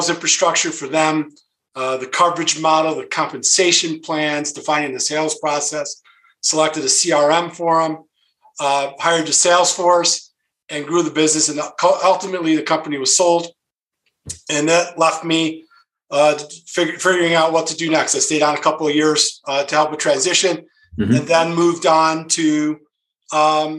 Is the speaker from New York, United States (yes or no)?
yes; Rochester, New York, United States; I grew up in the Rochester area, in the Rochester, New York area